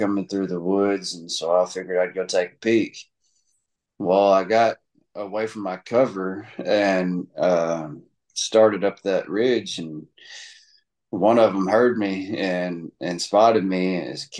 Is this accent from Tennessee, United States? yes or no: yes; Tennessee, United States; I'm from Tennessee